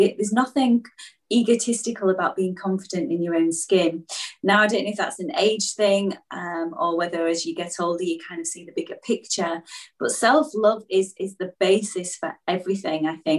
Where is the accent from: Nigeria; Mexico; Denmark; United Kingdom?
United Kingdom; Beverley, Yorkshire and the Humber; Oh yes, I'm posh from Beverley in East Yorkshire.